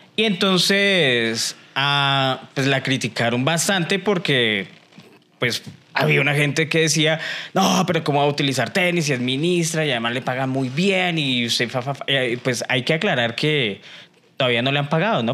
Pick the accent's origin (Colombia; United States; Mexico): Colombia; los colombianos eh, vivimos del qué dirán